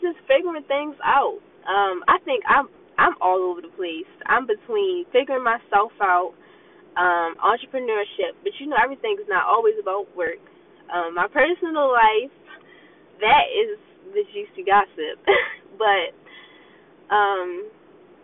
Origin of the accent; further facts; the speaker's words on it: Baltimore, Maryland, United States; growing up in Baltimore